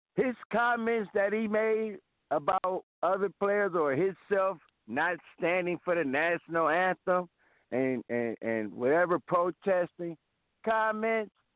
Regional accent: Cleveland, Ohio, United States; I'm from Cleveland

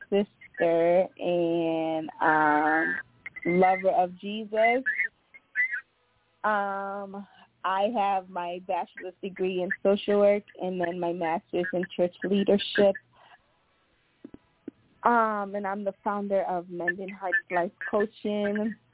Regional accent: Monrovia, Montserrado, Liberia; Once again … I am originally from Liberia

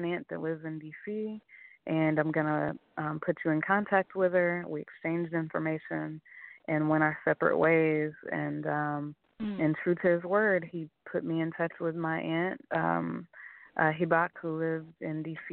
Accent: Oklahoma, United States; moved away; also born or lived in Oakland; I said, Oklahoma

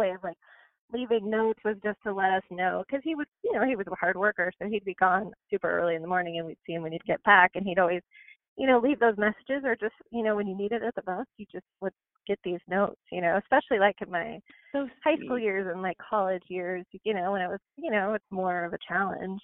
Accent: Yorba Linda, California, United States; I was, born and raised in Yorba Linda.

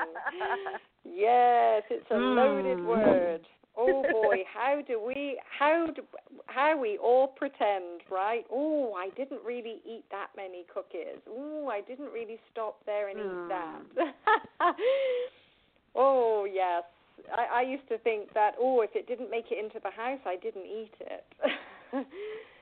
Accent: England, United Kingdom; accent: British; now in United States; I'm from England

